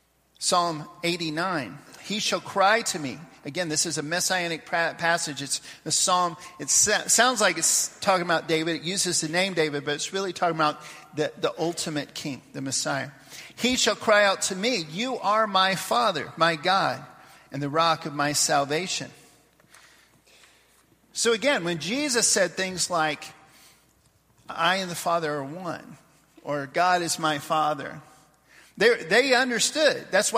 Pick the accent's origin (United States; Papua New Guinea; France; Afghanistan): Papua New Guinea; We'd get together when I was growing up in Papua New Guinea.